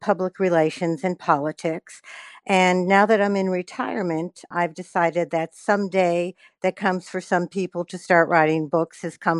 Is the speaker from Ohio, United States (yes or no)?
yes; University Heights, Ohio, United States; moved away as an adult; also born or lived in New York / Washington, D.C. area; I was born in University Heights, Ohio, and 2207 South Green Road is the house I grew up in. So it's a real place. I left Ohio after college. I went to New York.